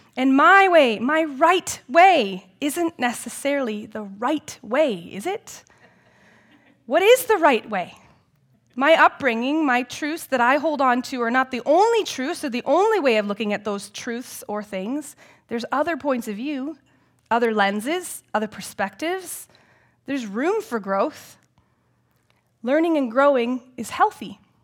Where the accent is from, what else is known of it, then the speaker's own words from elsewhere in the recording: Elmira, Ontario, Canada; also born or lived in United States; I grew up in Elmira and live there still today in my grandparents' former house.